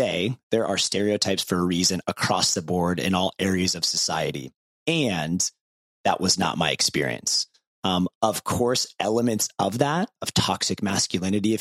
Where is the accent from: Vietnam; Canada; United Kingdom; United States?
United States; Ohio; when I was growing up in Ohio